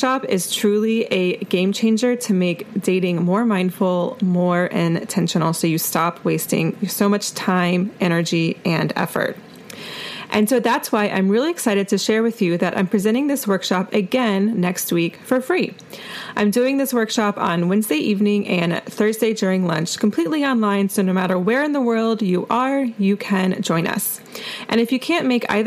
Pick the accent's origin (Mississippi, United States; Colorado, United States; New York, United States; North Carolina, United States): North Carolina, United States; Asheville; my hometown of Asheville, North Carolina